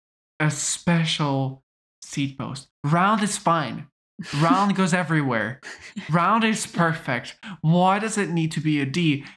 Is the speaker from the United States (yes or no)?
no; British Columbia, Canada; I'm Canadian, guys. Look at me.